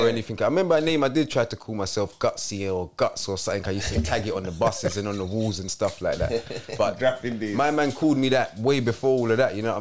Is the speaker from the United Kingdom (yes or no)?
yes; London, United Kingdom; also born or lived in Wolverhampton / Croydon; I'm from London